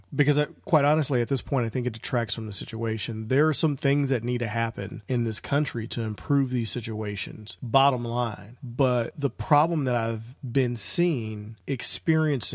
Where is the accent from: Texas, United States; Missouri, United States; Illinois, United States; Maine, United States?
Missouri, United States; St. Louis; right here in my hometown of St. Louis